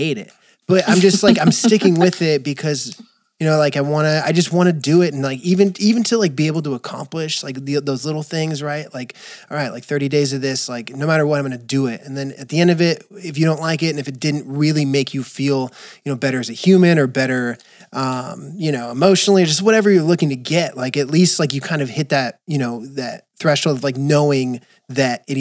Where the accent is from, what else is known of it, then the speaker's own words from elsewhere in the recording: West Coast, United States; as a West Coaster, at least growing up in the West Coast